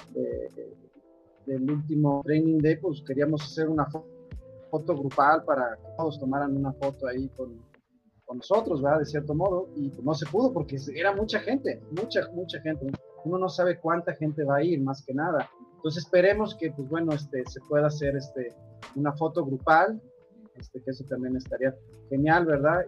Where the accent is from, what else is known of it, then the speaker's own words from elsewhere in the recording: San Luis Potosí, Mexico; Yo soy de San Luis Potosí